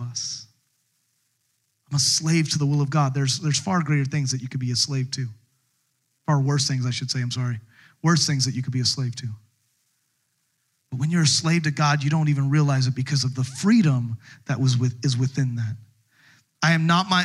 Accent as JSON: {"language": "English", "country": "United States", "said": "as an American"}